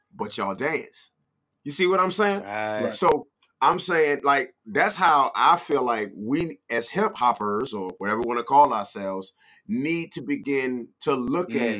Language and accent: English; Norfolk, Virginia, United States; I am from Norfolk, Virginia, VA 804 757